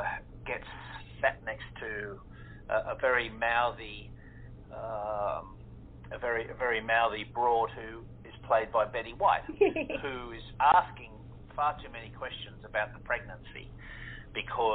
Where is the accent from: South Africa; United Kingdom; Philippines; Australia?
Australia; accent: Australian; I am an Australian and I have, you know, an Australian accent